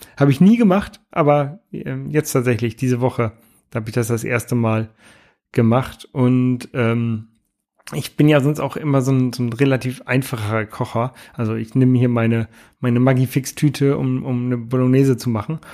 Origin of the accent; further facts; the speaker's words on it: Lower Saxony, Germany; now in Hamburg, Germany; ich komme ja ursprünglich aus Niedersachsen